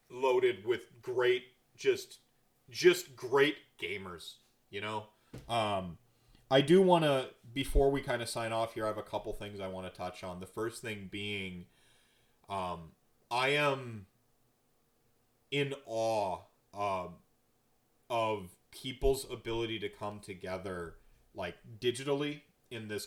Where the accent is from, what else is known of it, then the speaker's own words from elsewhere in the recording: North Carolina, United States; also born or lived in Minnesota / Wisconsin / New York City; now in Milwaukee, United States; I was nomadic. Uh, you know, I grew up in North Carolina, Minnesota, Wisconsin, New York City, even for a spell.